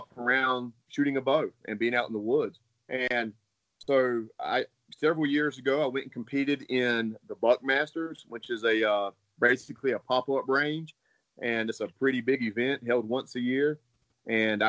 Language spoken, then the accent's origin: English; Florida, United States; moved away as an adult; also born or lived in Tennessee; now in Iowa, United States; we're originally from Florida